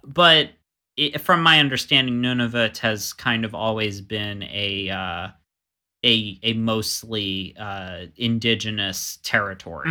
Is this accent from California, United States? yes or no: no; Florida, United States; also born or lived in Montana; I was coming from Florida